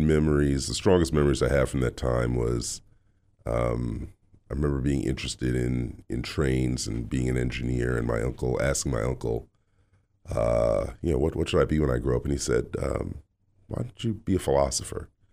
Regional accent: New York City, New York, United States; also born or lived in Louvain, Belgium; now in Boston, United States; Grew up in New York City in, uh, Queens

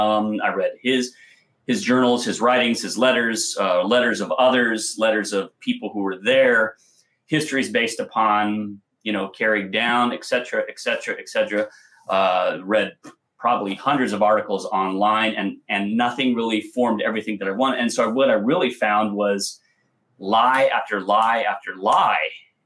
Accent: Compton, California, United States; I grew up literally in California on Compton Boulevard. Yes, that Compton. And, you know, just off of Crenshaw

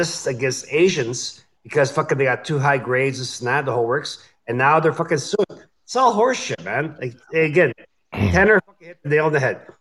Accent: Canada; I'm Canadian

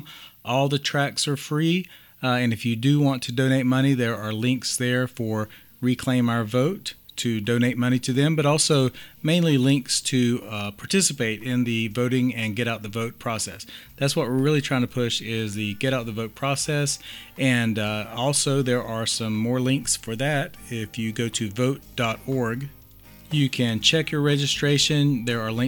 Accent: Montclair, New Jersey, United States; moved away; also born or lived in Western North Carolina; live in Montclair, New Jersey, my hometown

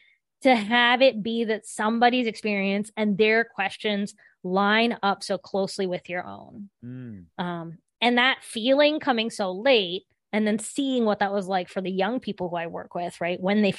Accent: Appalachia, United States; about what it would look like to put these stories on the page and to try to render this experience of growing up in Appalachia.

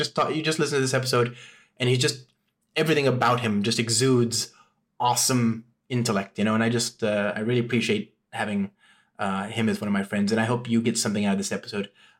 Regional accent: San Francisco, California, United States; my hometown of San Francisco

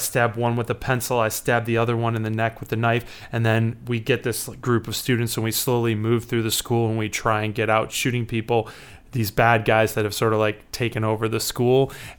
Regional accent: Chicago, Illinois, United States; I'm a writer and a musician, and I'm from Chicago, Illinois.

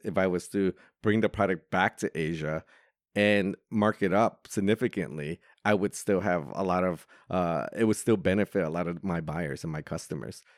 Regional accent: New York, United States; moved away as an adult; now in Hong Kong; Growing up in New York, I didn't have that opportunity

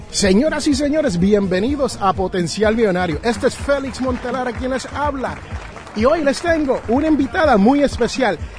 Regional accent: Jersey City, New Jersey, United States; en mi barrio, donde yo me crié en Jersey City, New Jersey, hablamos inglés

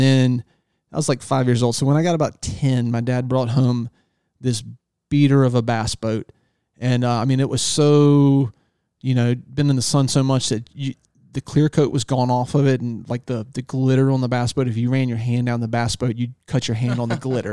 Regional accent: Northeastern North Carolina, United States; also born or lived in Virginia Beach, Virginia; I was born in Virginia Beach, and we moved to East, Northeastern North Carolina, uh, on the Chowon River in the Albemarle Sound when I was three years old

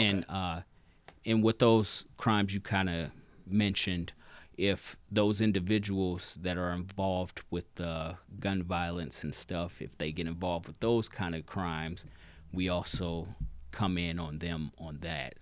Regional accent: Michigan City, Indiana, United States; moved away as an adult; now in South Bend, United States; I'm originally from Michigan City

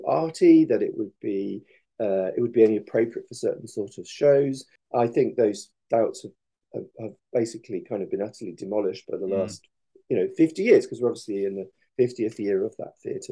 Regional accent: Coventry, West Midlands, United Kingdom; now in East Anglia, United Kingdom; I'm a Midlander

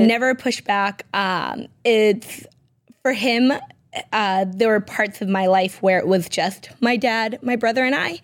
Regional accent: Peabody, Massachusetts, United States; I was born and raised in Peabody, Massachusetts

